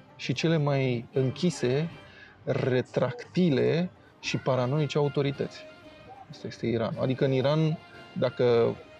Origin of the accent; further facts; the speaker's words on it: Romania; m-a întrebat de unde sunt, că am văzut că sunt străin și a zis că sunt din România